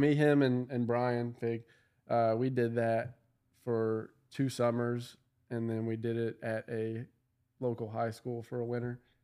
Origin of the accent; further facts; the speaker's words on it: Louisville, Kentucky, United States; I'm from Louisville